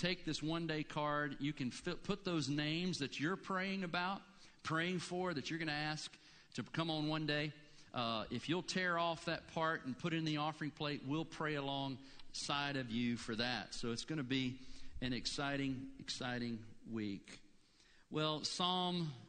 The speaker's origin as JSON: {"language": "English", "region": "Blue Ridge Mountains", "country": "United States", "tie": "born or raised there", "moved": "yes", "lives_now": "Gainesville, United States", "said": "I grew up in the Blue Ridge."}